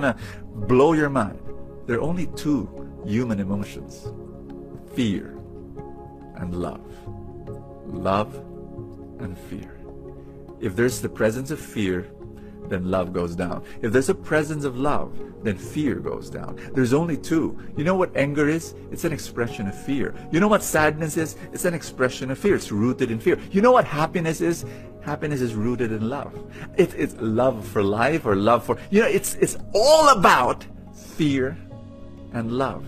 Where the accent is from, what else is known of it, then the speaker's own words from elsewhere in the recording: Manila, Metro Manila, Philippines; also born or lived in Cebu; I am Filipino. I was born in Manila.